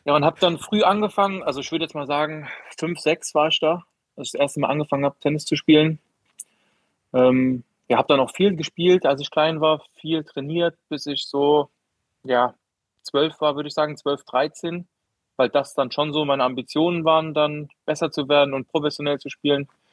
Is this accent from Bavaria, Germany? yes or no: no; Koblenz, Rhineland-Palatinate, Germany; also born or lived in Merzig, Saarland / Neuwied / Bendorf; in Koblenz, in meiner Heimatstadt